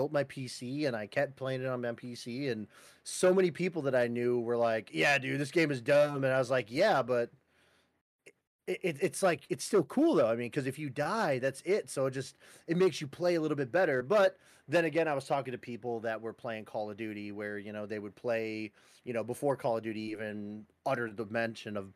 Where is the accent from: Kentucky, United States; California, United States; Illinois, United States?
Illinois, United States; Chicago; I'm a Chicagoan